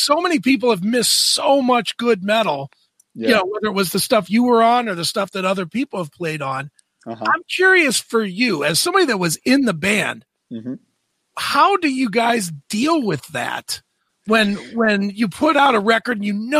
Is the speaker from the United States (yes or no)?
yes; Cleveland, Ohio, United States; Derek's from Cleveland, I'm from Cleveland.